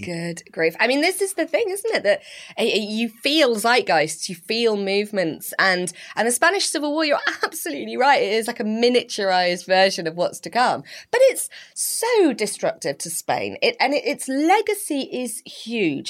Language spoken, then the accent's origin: English; Slough, South East England, United Kingdom; I grew up in Slough